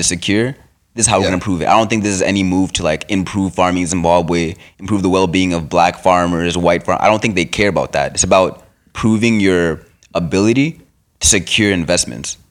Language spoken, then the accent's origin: English; Canada; as a Canadian